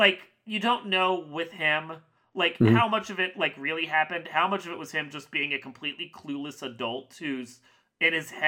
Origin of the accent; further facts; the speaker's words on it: Virginia, United States; now in Midwest, United States; I'm from Virginia.